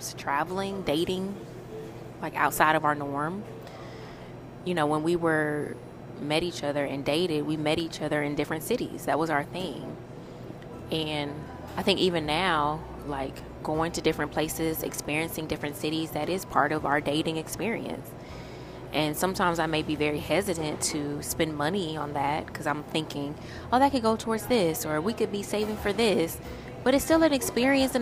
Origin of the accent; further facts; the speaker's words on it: Louisiana, United States; we're from Louisiana